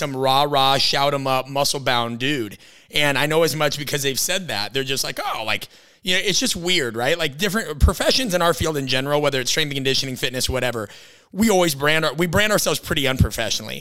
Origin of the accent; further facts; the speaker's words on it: Midwest, United States; growing up in the Midwest